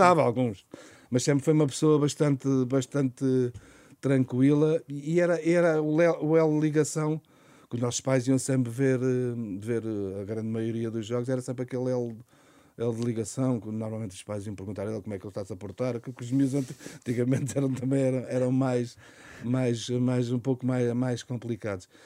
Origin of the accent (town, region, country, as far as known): Montijo, Setúbal, Portugal